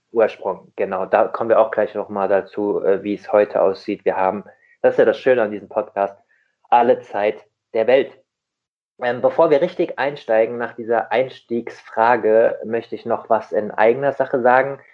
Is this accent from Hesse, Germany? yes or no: yes; Rheingau, Hesse, Germany; ich komme aus dem Rheingau in Hessen